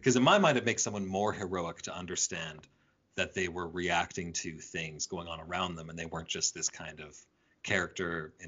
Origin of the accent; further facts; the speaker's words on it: Canada; I'm Canadian American. I'm a full-blood type.